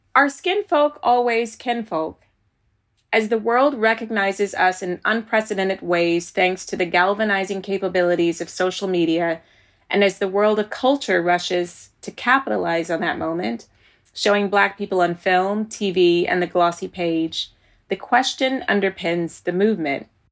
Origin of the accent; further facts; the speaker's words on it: Virginia, United States; moved away as an adult; now in United Kingdom; when I was growing up in Virginia, you were either black or white.